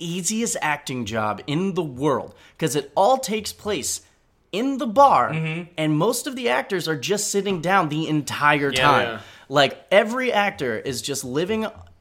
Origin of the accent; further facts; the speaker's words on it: Maplewood, New Jersey, United States; my hometown of Maplewood, New Jersey.